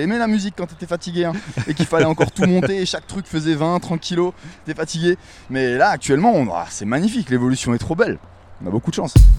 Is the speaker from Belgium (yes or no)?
no; Wissembourg, Grand Est, France; moved away as an adult; also born or lived in New York; j'ai grandi à Wissembourg, cette petite bourgade de sept mille habitants, euh, au nord de l'Alsace.